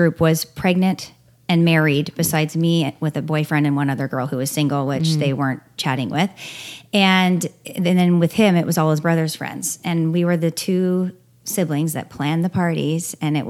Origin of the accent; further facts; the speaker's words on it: Portland, Oregon, United States; moved away as an adult; now in Toronto, Canada; I was born and raised in Portland, which is the town of green hippies.